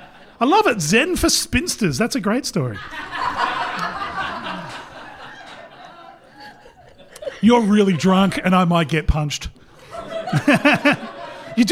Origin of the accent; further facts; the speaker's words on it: Port Pirie, South Australia, Australia; I'm from Port Pirie.